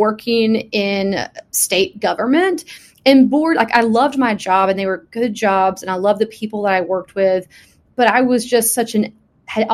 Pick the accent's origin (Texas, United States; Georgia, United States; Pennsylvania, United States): Texas, United States; Texarkana; I grew up in Texarkana